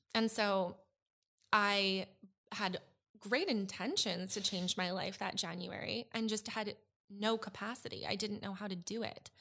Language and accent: English; suburb outside Edmonton, Alberta, Canada; moved away as an adult; I moved from Alberta, um, a suburb just outside of Edmonton when I was twenty